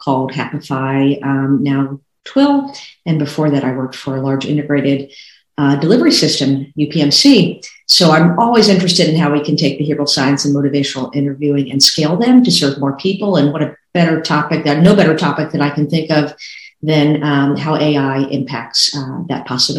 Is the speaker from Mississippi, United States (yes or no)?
no; Boise, Idaho, United States; I hail from Boise, Idaho, so pretty close to a couple other folks out here in the Pacific Northwest.